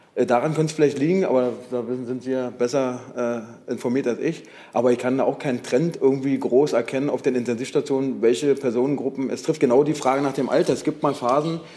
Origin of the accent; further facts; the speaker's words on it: Brandenburg, Germany; ich komme aus Brandenburg, äh, kurz vor der Grenze von Berlin